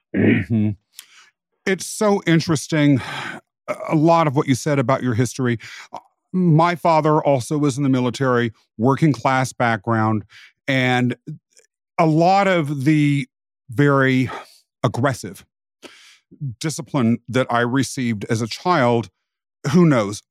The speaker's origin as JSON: {"language": "English", "region": "rural Kansas", "country": "United States", "tie": "born or raised there", "said": "I was raised in rural America"}